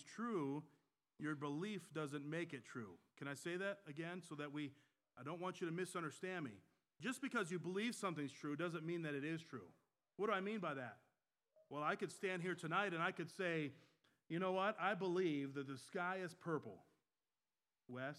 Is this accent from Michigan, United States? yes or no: yes; Michigan, United States; now in North Carolina, United States; I was born and raised in Michigan